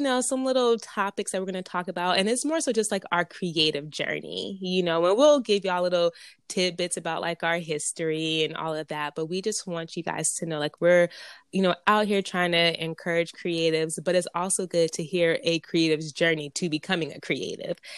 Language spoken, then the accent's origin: English; Pomona, California, United States; I was raised in Pomona, P-Town, California